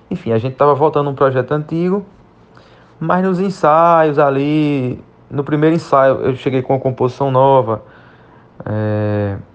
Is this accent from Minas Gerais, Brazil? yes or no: no; Pernambuco, Brazil; born there; now in Alagoas, Brazil; Particularmente eu mesmo sou nasci em Pernambuco, mas faz cerca de quatro anos que moro em na região da Alagoas, no estado de Alagoas.